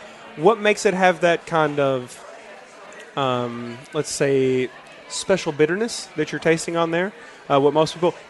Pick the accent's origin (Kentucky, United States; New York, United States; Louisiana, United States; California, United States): Kentucky, United States; Lawrenceburg; I'm from a place called Lawrenceburg.